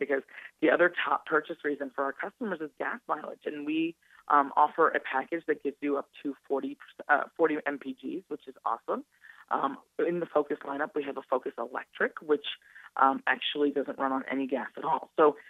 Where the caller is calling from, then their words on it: Detroit, Michigan, United States; I'm calling from Detroit, Michigan, a little outside Detroit. Yeah, I'm calling from Detroit. I'm here in headquarters.